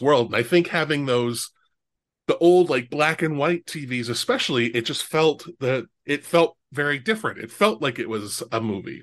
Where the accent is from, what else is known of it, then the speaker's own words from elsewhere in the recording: Omaha, Nebraska, United States; I grew up in Omaha, Nebraska